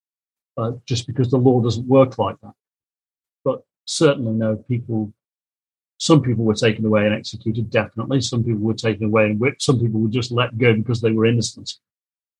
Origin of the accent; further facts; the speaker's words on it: Kidsgrove, West Midlands, United Kingdom; I made in my hometown in 2018